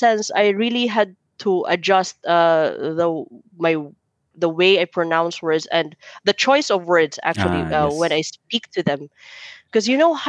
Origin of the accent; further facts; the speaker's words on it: Philippines; accent: Filipino-English; moved away; So I know for a fact my accent would be like Filipino-English accent type. And we always get complimented, like, are you American? I was like, oh no, thank you, I'm Filipino.